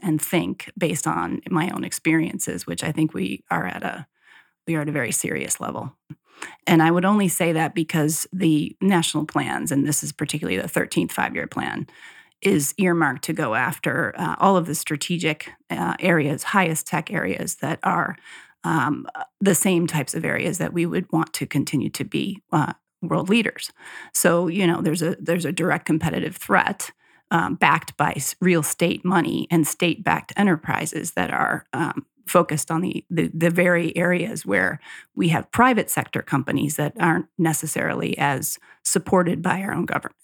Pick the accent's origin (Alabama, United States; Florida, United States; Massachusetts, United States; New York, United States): New York, United States; Cazenovia; my hometown in Casanova, New York, near Colgate and Cornell, that area outside of Syracuse